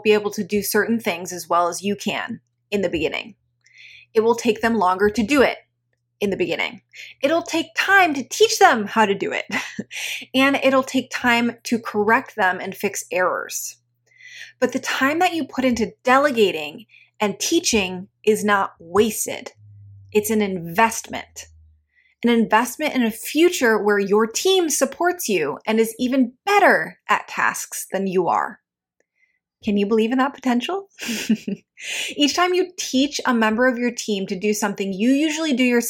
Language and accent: English; Midwest, United States; growing up in the Midwest.